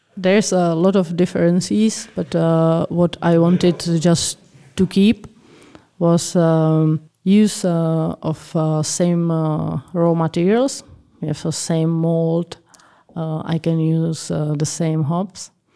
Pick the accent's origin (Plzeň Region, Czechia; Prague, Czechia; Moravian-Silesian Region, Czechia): Plzeň Region, Czechia; Plzeň; I was born in Pilsen